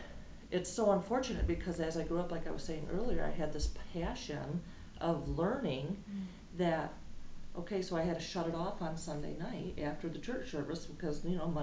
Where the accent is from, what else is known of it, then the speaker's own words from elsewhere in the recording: West Michigan, United States; moved away as an adult; I moved away from West Michigan.